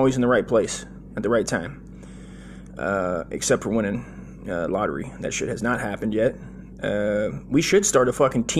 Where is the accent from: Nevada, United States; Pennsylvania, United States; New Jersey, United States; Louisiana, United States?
Nevada, United States; Las Vegas; I was born in Las Vegas, right, in 78